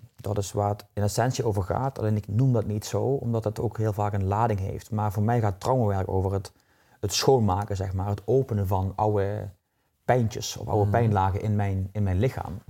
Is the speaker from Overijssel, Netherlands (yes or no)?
no; Limburg, Netherlands; accent: southern; now in Nieuwland, Netherlands; Ik ben geboren in Limburg. In het zuiden, een zuiderling hoor je waarschijnlijk ja. aan mijn tongval.